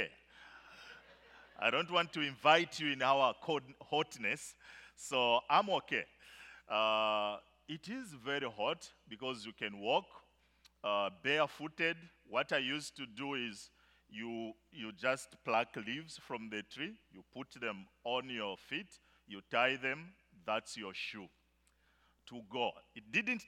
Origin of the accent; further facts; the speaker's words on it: Zambia; In Zambia, I come from the bush part of Zambia.